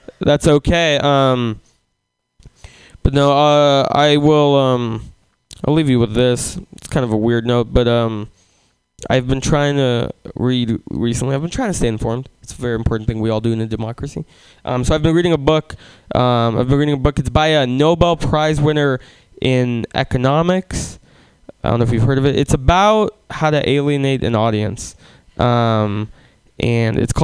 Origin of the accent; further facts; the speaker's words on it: Russia; now in San Francisco, United States; I was born in Russia